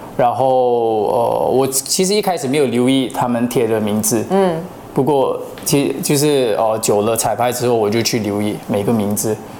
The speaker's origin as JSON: {"language": "Chinese", "country": "Malaysia", "tie": "born or raised there", "also_born_or_lived": "Japan", "said": "我在日本出生，嗯。然后，呃，很小的时候就来到马来西亚"}